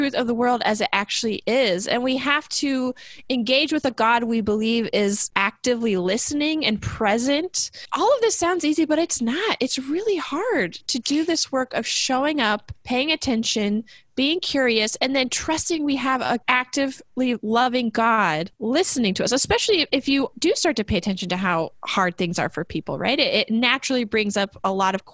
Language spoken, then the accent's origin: English; United States; as an American